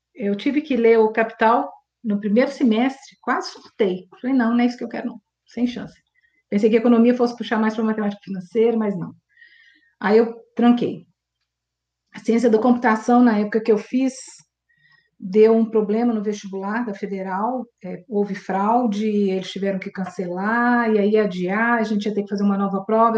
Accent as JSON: {"language": "Portuguese", "town": "Belo Horizonte", "region": "Minas Gerais", "country": "Brazil", "tie": "born or raised there", "said": "nasci aqui em BH mesmo"}